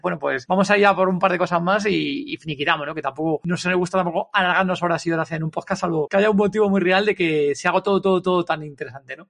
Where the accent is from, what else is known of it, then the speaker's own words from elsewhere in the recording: Spain; somos españoles